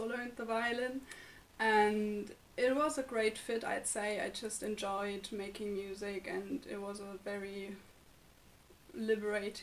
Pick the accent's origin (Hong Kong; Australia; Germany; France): Germany; moved away as an adult; now in Limerick, Ireland; from Germany